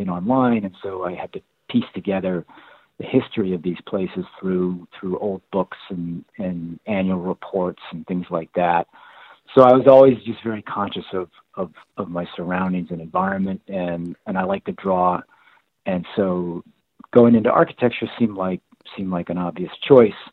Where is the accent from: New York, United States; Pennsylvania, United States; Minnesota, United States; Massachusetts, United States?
Massachusetts, United States; Boston; I grew up in Boston, in Cambridge and Dorchester